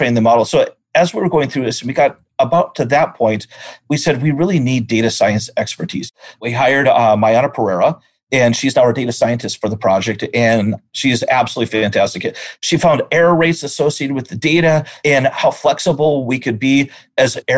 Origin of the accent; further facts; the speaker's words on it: North Dakota, United States; moved away as an adult; also born or lived in Omaha, Nebraska; I'm originally from North Dakota, part of the small cluster of people that in this world that are from North Dakota